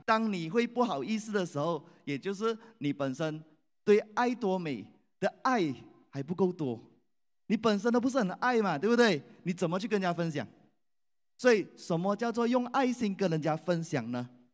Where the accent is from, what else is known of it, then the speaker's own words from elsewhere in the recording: Malaysia; 我来自马来西亚